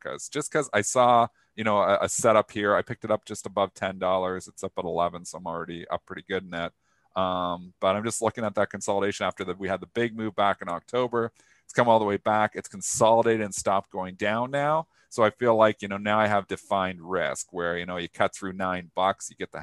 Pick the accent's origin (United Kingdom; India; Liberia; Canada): Canada; I'm Canadian